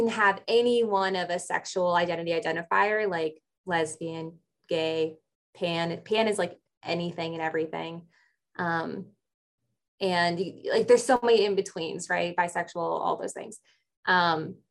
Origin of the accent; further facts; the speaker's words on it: Chicago, Illinois, United States; growing up in Chicago area